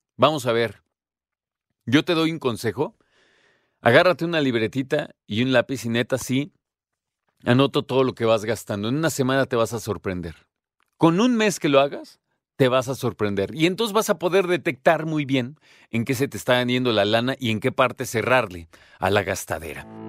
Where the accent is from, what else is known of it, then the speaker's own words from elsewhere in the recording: Mexico; como mexicanos